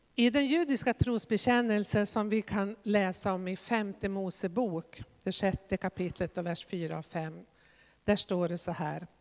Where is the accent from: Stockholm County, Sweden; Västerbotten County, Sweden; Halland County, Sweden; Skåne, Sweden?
Västerbotten County, Sweden; jag kommer ju själv från Västerbotten